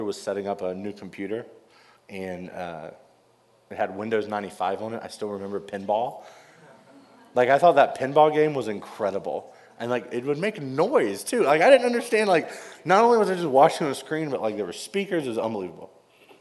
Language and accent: English; North Carolina, United States; I grew up in North Carolina and grew up a big Wake Forest basketball fan